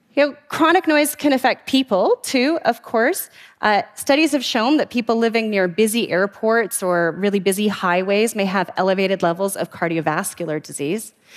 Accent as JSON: {"language": "English", "town": "Vancouver", "region": "British Columbia", "country": "Canada", "tie": "born or raised there", "said": "the waters off my hometown of Vancouver"}